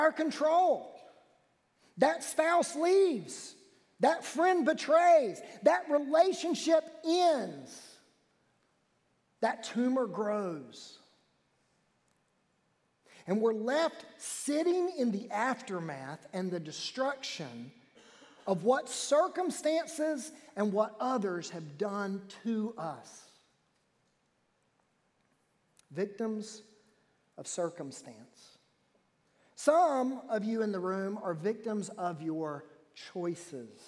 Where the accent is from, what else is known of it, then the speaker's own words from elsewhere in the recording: Wilmington, North Carolina, United States; I was born in New Hanover Hospital in Wilmington, North Carolina